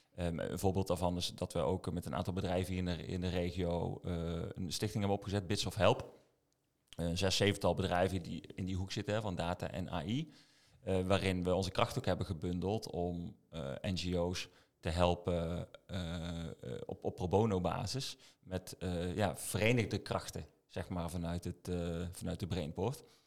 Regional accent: Eindhoven, North Brabant, Netherlands; also born or lived in Maastricht; Eindhovenaar in hart en nieren

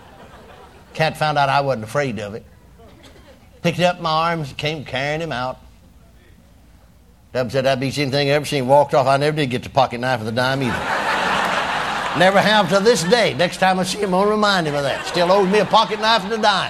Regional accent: McKinney, Texas, United States; My hometown, McKinney

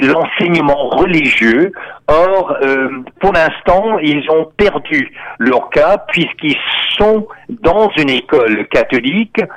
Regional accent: Texas, United States; now in Canada; on disait dans mon enfance euh, au Texas, euh, aux États-Unis

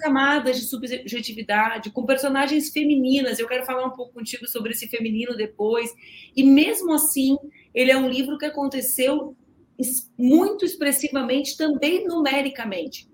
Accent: South Region, Brazil; Eu sou do sul do Brasil, né? Então eu, uhum. eu, eu morei no interior muitos anos da minha vida

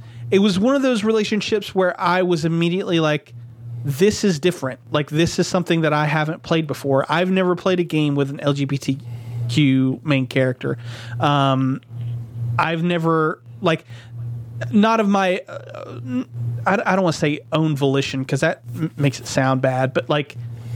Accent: the South, United States; growing up in the South

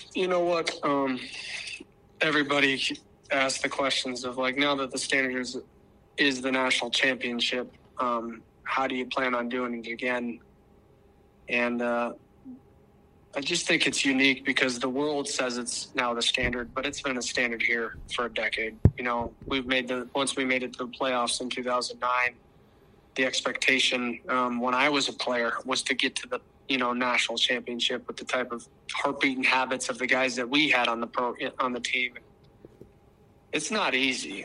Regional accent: Arizona, United States; moved away as an adult; now in Brookings, United States; I'm from Arizona

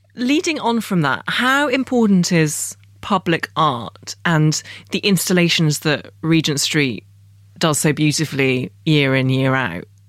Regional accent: London, United Kingdom; I am properly British and I feel like a real Londoner

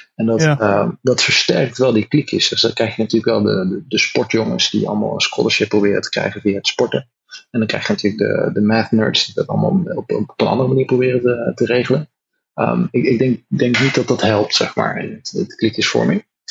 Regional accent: North Brabant, Netherlands; moved away as an adult; now in California, United States; we zijn Nederlanders

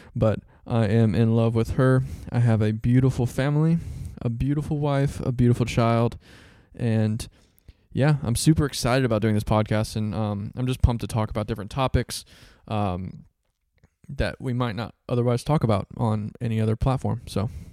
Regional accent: Central Florida, United States; I was born and raised in Central Florida

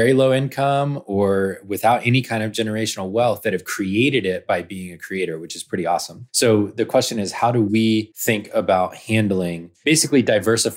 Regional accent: Georgia, United States; also born or lived in New York City; I grew up in Georgia

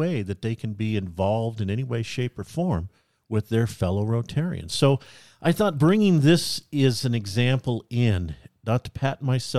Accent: California, United States; Right. Well, I am from California.

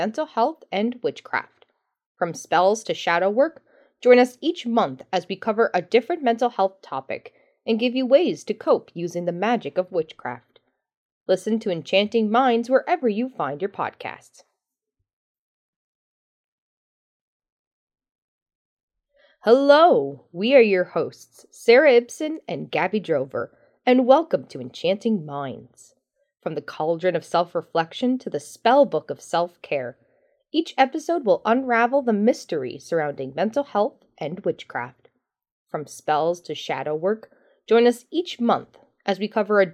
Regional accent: Sydney River, Nova Scotia, Canada; moved away; also born or lived in Alberta; I grew up mostly in Sydney River

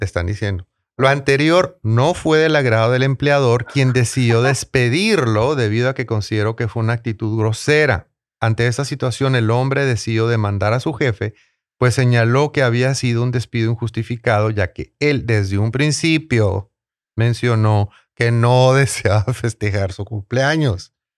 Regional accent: Tijuana, Baja California, Mexico; now in San Diego, United States; Tijuana, en serio, con todo respeto a mi ciudad natal.

